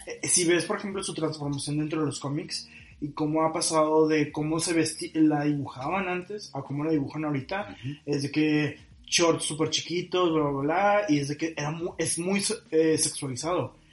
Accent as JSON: {"language": "Spanish", "town": "Monterrey", "region": "Nuevo León", "country": "Mexico", "said": "nuestra personalidad como regios"}